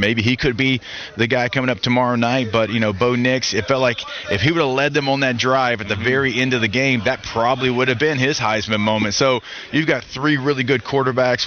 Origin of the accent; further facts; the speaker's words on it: Louisiana, United States; moved away; also born or lived in San Diego; growing up in Louisiana